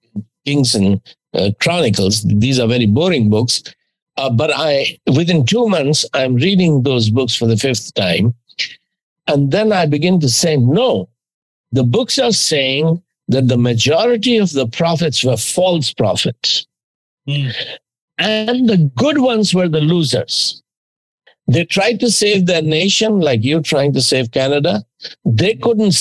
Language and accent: English; India; as an Indian teenager, I was already become 20 by then